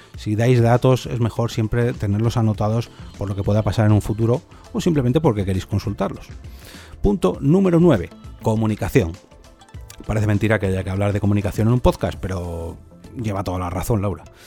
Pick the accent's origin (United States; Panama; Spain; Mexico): Spain; este podcast se produce en España, porque soy español